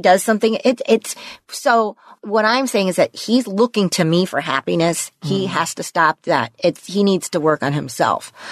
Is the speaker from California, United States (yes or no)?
yes; Los Angeles, California, United States; I grew up in the San Fernando Valley, like him. Mm-hmm. you know, middle class in in West Hills